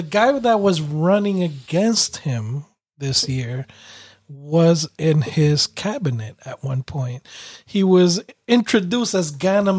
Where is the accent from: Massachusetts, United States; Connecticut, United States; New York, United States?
Connecticut, United States; Bridgeport; my hometown